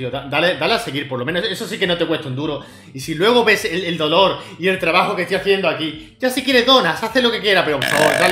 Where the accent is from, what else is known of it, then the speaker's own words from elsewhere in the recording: Córdoba, Andalusia, Spain; De, Córdoba sin H. De Córdoba sin H, o sea, Córdoba